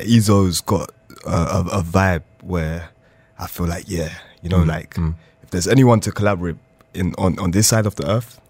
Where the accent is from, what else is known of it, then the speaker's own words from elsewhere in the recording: London, United Kingdom; I'm from West London, Hounslow.